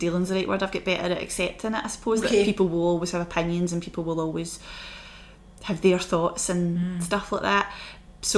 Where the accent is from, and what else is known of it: Glasgow, Scotland, United Kingdom; born or raised there; moved away as an adult; also born or lived in United States